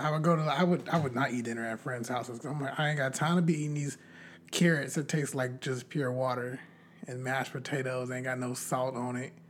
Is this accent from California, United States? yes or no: yes; Bakersfield, California, United States; also born or lived in Riverside, California; I grew up in Bakersfield, California.